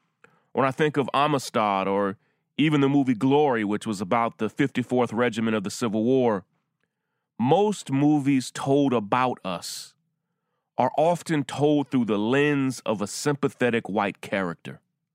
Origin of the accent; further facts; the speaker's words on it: Deep South, United States; In 1989, I was just 10 years old, and I was growing up in the Deep South.